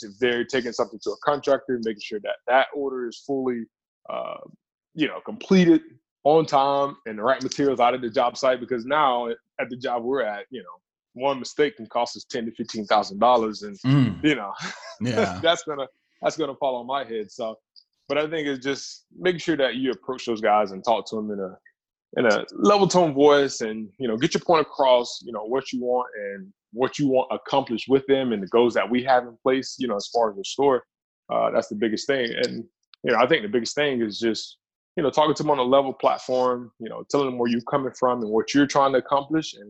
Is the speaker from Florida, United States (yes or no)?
yes; right outside of Gainesville, north Florida, United States; Born and raised in Florida.